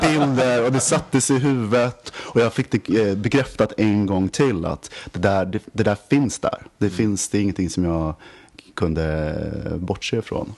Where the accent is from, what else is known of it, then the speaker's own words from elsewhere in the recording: Västerås, Västmanland, Sweden; jag kommer från Västerås och alla spelade bandy och var kungar på skridskor